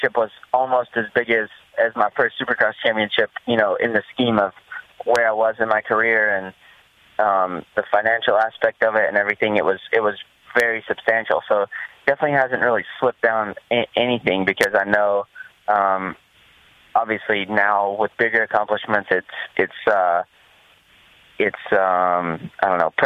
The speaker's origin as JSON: {"language": "English", "country": "United States", "said": "I'm American too"}